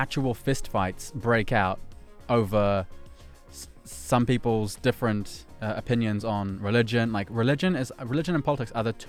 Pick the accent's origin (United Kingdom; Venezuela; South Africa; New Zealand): New Zealand; now in Poland; I'm from New Zealand, eh?